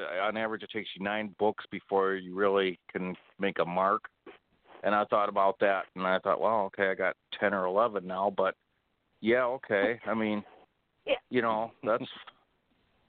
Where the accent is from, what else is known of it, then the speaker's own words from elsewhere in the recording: Waterford, Michigan, United States; a Waterford police officer in my hometown